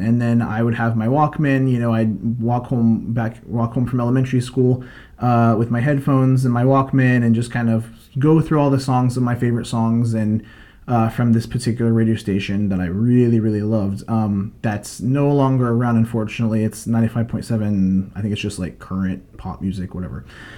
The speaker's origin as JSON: {"language": "English", "town": "Tampa", "region": "Florida", "country": "United States", "moved": "yes", "said": "I'm originally from Tampa"}